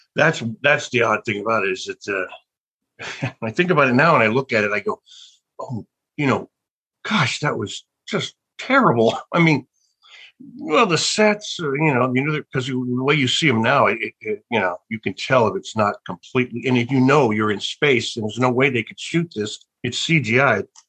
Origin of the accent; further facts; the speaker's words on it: Birmingham, Alabama, United States; I was born in Birmingham, Alabama